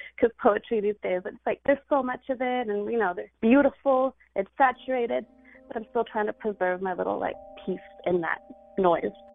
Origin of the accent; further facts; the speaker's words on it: California, United States; this Indian girl who grew up in California